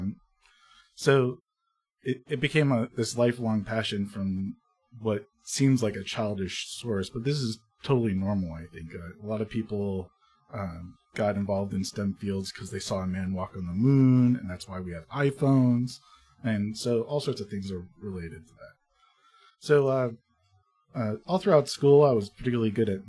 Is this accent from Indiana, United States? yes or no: no; New Jersey, United States; moved away as an adult; also born or lived in Austin, Texas; although I grew up in New Jersey, I ended up going to the University of Texas at Austin